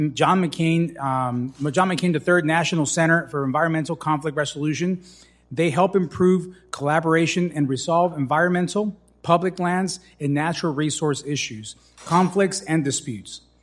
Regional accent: Tucson, Arizona, United States; my hometown of Tucson

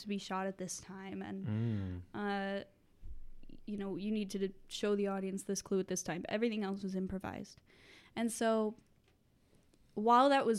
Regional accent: Colorado, United States; moved away; also born or lived in Nebraska; I'm from Colorado

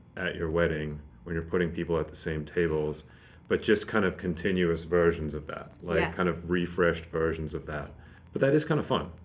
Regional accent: Zimbabwe; moved away; I tell people I'm from Zimbabwe

